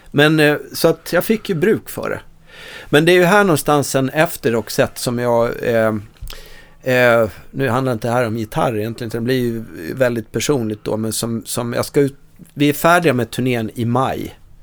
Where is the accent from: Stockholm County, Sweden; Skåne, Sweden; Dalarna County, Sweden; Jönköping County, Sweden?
Dalarna County, Sweden; moved away; jag kommer från Dalarna, från en, en brännvinskultur.